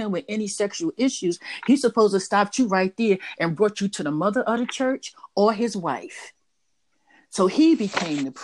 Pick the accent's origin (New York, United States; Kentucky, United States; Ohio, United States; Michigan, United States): New York, United States; New York City; I was raised in Harlem